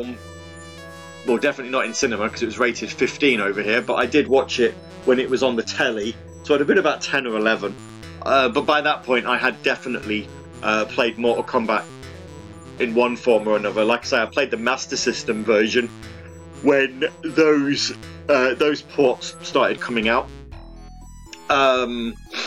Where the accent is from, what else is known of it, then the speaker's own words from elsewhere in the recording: United Kingdom; we're British